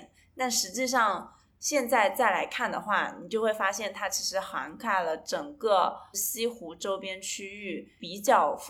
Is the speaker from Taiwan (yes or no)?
no; a county-level city of Hangzhou, Zhejiang, China; 我们是来自于杭州的县级市嘛。其实我们一般从小的时候不会觉得自己是杭州人，对吧？